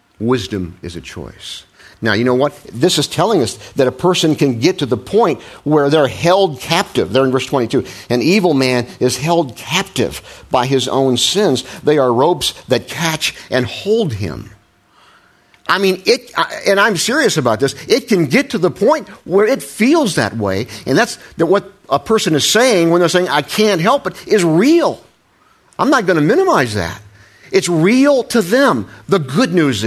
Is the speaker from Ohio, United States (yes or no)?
yes; Ohio, United States; I was raised in Ohio in the Midwest